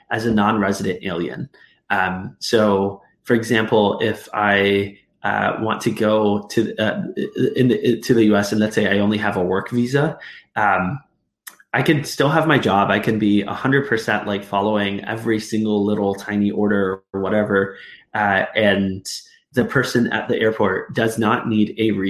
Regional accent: Arizona, United States; moved away as an adult; now in Northern Ireland, United Kingdom; growing up in Arizona

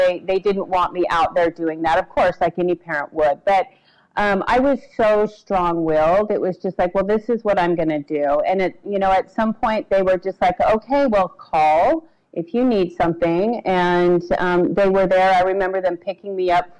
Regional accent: Salt Lake City, Utah, United States; I was born in Salt Lake City, actually, and kind of bounced in and out of Utah most of my adolescent and young adult life

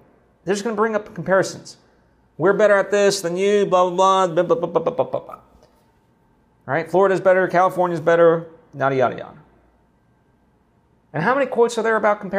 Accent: Slovakia; moved away; my home country of Slovakia

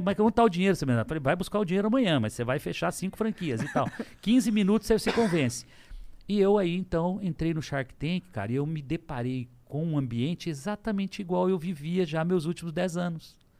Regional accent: Lins, São Paulo, Brazil; also born or lived in São José do Rio Preto; de onde eu vim, falando que eu vendia coxinha, que é verdade, em Lins, com 12 anos de idade

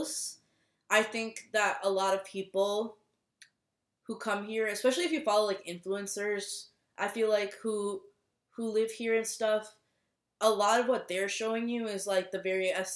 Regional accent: Minnesota, United States; moved away as an adult; now in Boston, United States; I'm from Minnesota. I was born and raised in Minnesota.

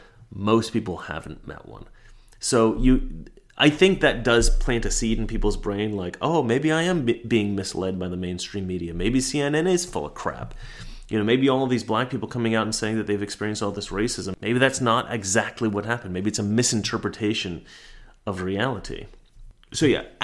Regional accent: Oregon, United States; We're both from Oregon. We both grew up at about the same time, knew very similar types of people

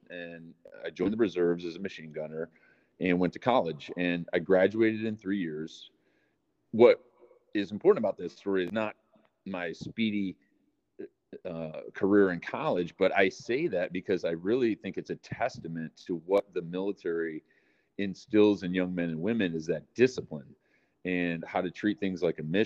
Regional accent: Waukegan, Illinois, United States; I was born in Waukegan, Illinois, far north suburb of Chicago. And my mom, amazing woman, raised me

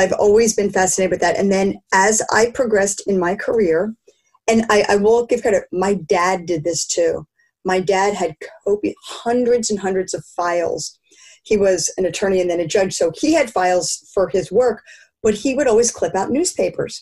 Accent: Philadelphia, Pennsylvania, United States; I grew up in Philadelphia

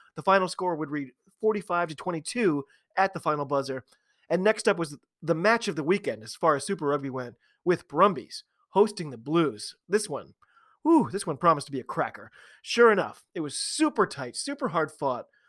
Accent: United States; I'm an American

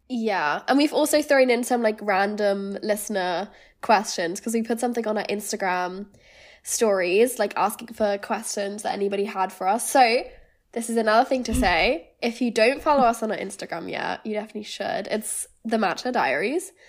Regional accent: Germany; moved away as an adult; also born or lived in Lancaster, United Kingdom; now in London, United Kingdom; I'm originally from Germany. I lived there until I was eighteen

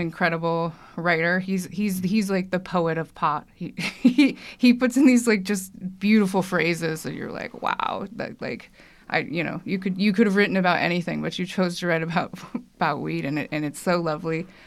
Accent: California, United States; I'm from California

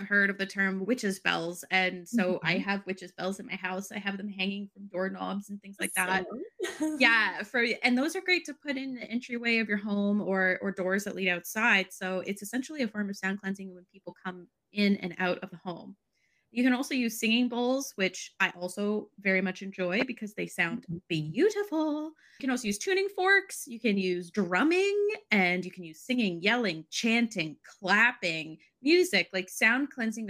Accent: Canada; me as a Canadian

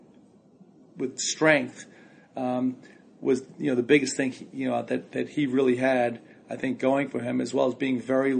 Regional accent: New York City, New York, United States; moved away; I'm from Brooklyn

